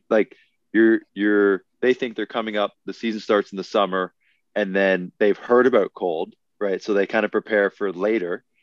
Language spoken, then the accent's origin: English; Canada; So even as the Canadian, I went out there and I was like, I was taking pictures of snow one day in September.